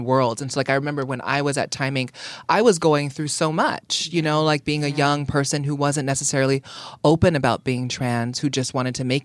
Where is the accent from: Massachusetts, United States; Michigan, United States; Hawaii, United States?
Hawaii, United States; Honolulu; moved away as an adult; also born or lived in Oakland / Dallas; I grew up in largely in Oakland, Dallas, but most of my coming of age was in Honolulu, Hawaii in the 90s